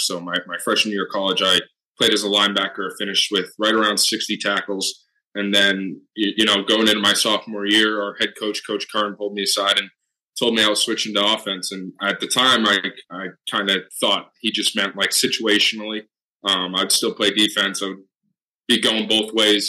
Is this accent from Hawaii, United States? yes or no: no; Wilmington, Massachusetts, United States; I went to a small public high school just in my hometown, Wilmington High School. I'm from Massachusetts